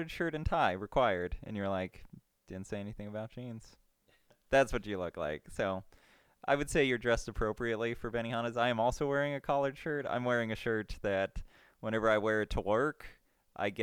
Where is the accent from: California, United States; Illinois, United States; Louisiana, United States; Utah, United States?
California, United States; Victorville; my hometown in Victorville